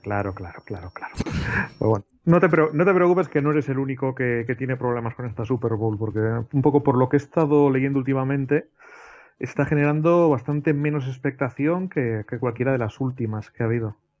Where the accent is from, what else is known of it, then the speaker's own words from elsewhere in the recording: Basque Country, Spain; yo como vasco